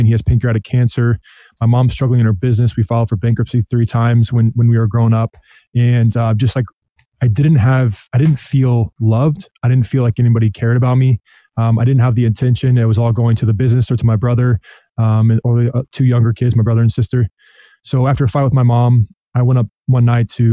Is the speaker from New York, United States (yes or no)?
no; Des Moines, Iowa, United States; also born or lived in San Diego, California; I grew up mostly in Des Moines, Iowa